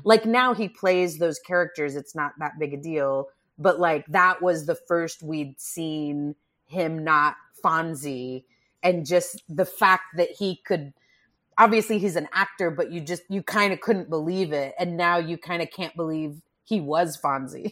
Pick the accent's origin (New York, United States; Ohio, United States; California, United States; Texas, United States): Texas, United States; Grand Prairie; I'm from Grand Prairie, Texas